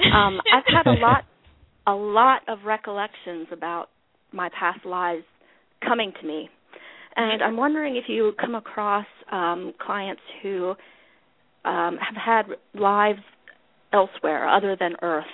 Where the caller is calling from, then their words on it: Ohio, United States; Hi, Inez. … I'm from Ohio.